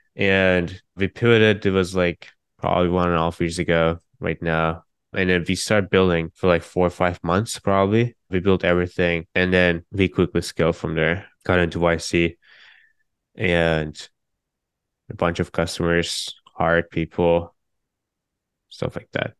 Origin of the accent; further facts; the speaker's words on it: Turkey; now in San Francisco, United States; I'm from Turkey